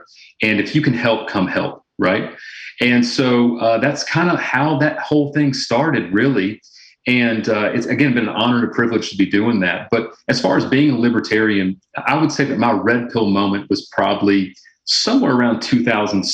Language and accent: English; Louisiana, United States; moved away as an adult; now in Arkansas, United States; I'm originally from Louisiana